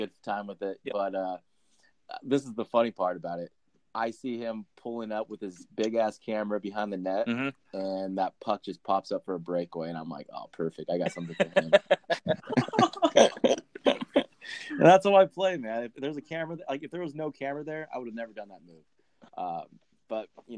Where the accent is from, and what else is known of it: California, United States; born or raised there